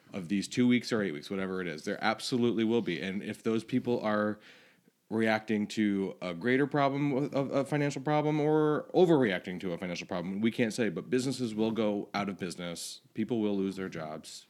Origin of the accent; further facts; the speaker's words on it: Florida, United States; moved away; I grew up in Florida